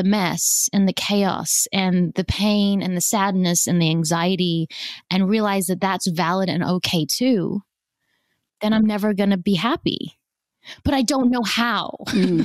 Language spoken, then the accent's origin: English; Australia; also born or lived in South Africa; I was born in South Africa, immigrated to Australia when I was 5.